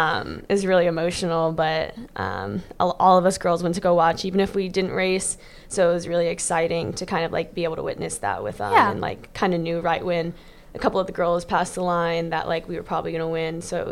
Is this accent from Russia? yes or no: no; Germany; also born or lived in Riverview, Florida; now in United States; Born in Florida, raised in Germany, and then moved back Florida.